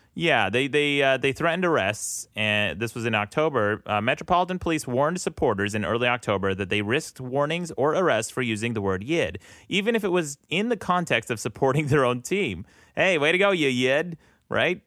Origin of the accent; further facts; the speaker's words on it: Utah, United States; I'm from Utah